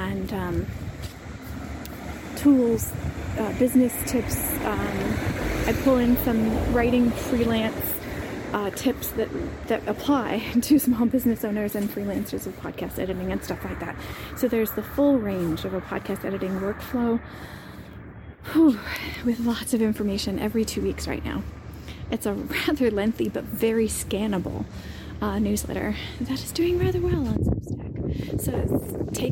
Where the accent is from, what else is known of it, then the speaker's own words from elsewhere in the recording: United States; moved away as an adult; now in Split, Croatia; I am an American expat living overseas